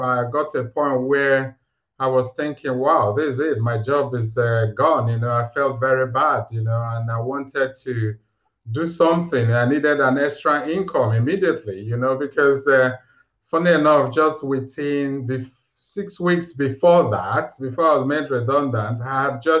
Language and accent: English; Nigeria; moved away as an adult; also born or lived in Aberdeen, United Kingdom; now in United Kingdom; I'm originally from Nigeria, you know, and I moved to the UK 2008